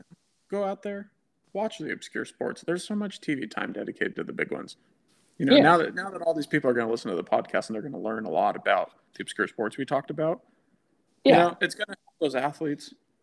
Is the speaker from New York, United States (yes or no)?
no; San Diego, California, United States; We're from San Diego, I think, as we mentioned on the podcast, and we don't even have winter as a season here.